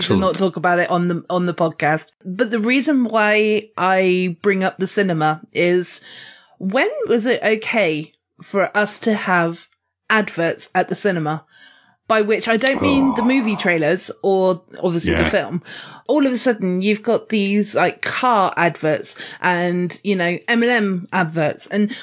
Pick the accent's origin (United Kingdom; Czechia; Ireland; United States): United Kingdom; we are British